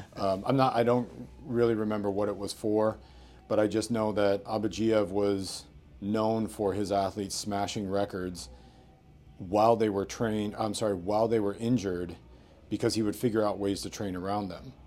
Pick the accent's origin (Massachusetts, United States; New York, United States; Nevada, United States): New York, United States; moved away as an adult; now in Vancouver, Canada; growing up in New York